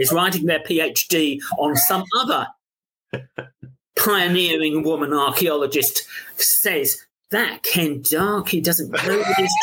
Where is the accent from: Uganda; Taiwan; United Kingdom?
United Kingdom; London; accent: London; my London accent